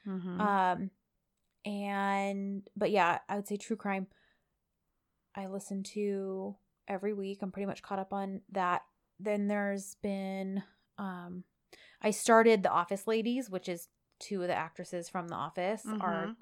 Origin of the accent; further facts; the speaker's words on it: California, United States; And she said, also, where are you girls from? We are from Southern California.